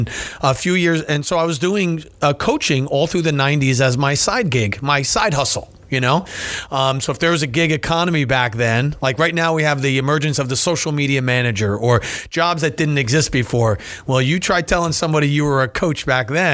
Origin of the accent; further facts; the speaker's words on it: New Jersey, United States; also born or lived in Delaware; I'm born and raised in New Jersey, okay. Small town.